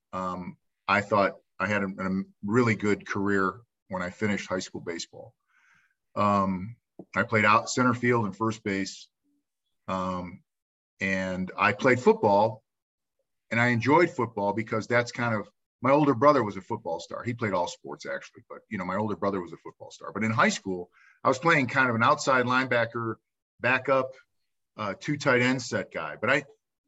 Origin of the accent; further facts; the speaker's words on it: Cleveland, Ohio, United States; I grew up on 152nd Street and St. Clair Avenue on the east side of Cleveland.